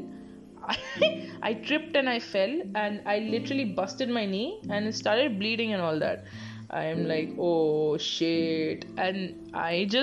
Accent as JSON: {"language": "English", "town": "Bangalore", "region": "Karnataka", "country": "India", "said": "I'm from Bangalore"}